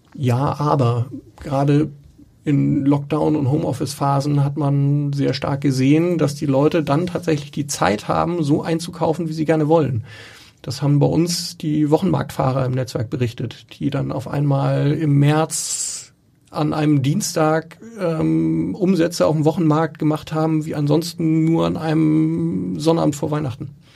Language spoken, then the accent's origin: German; Schleswig-Holstein, Germany; also born or lived in Hamburg; ich bin in Schleswig-Holstein auf dem Dorf aufgewachsen